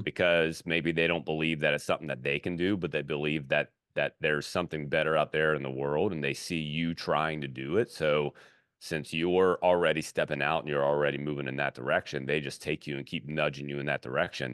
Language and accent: English; Baton Rouge, Louisiana, United States; moved away; also born or lived in Fort Thomas, Kentucky; I grew up in Baton Rouge